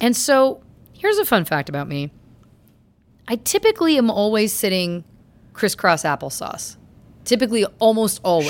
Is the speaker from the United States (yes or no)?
no; Canada; I'm Canadian